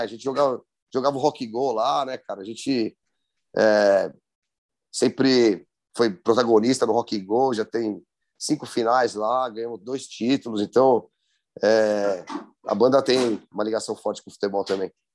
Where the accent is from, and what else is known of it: São Paulo, Brazil; accent: paulistano